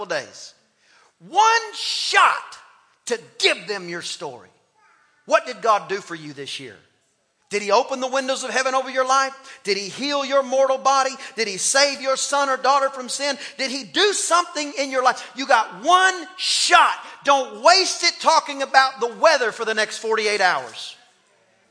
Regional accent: East Texas, United States; also born or lived in College Station, Texas; I'm from East Texas

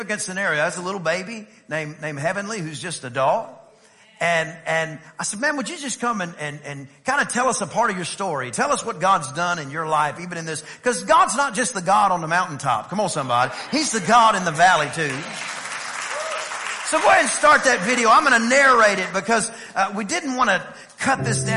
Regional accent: East Texas, United States; I'm from East Texas

